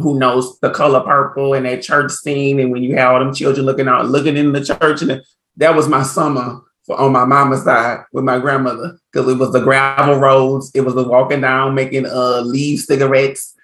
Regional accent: Port Arthur, Texas, United States; also born or lived in New Orleans, Louisiana; now in Los Angeles, United States; I grew up in Port Arthur, Texas, by way of New Orleans, Louisiana.

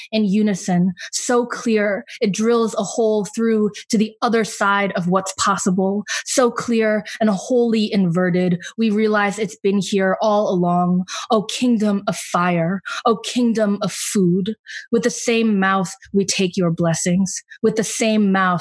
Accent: Atlanta, Georgia, United States; also born or lived in Providence; my hometown in Atlanta

